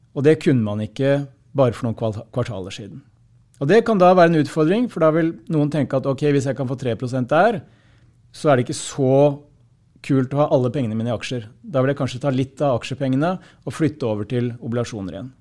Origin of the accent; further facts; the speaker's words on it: Hamar, Innlandet, Norway; på lokalt språk der jeg kommer fra